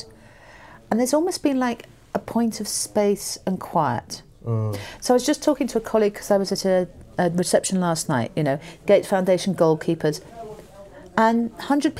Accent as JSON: {"language": "English", "country": "United Kingdom", "said": "I'm British."}